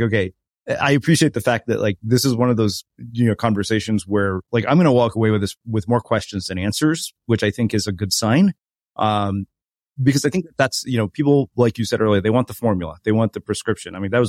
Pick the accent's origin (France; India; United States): India; As an Indian person, I find this really ridiculous.